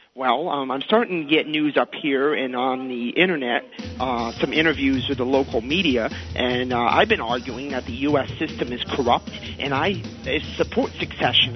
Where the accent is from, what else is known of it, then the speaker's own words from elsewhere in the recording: United States; moved away as an adult; now in Montreal, Canada; I'm the American who came to Canada